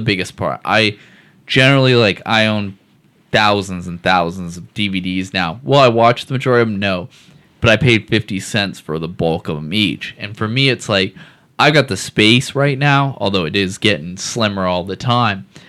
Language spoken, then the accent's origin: English; Seattle, Washington, United States; I grew up in Seattle.